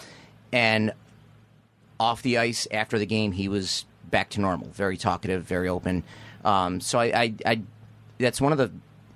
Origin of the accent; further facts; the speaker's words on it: Niagara Falls, New York, United States; now in Clarence, United States; I came from Niagara Falls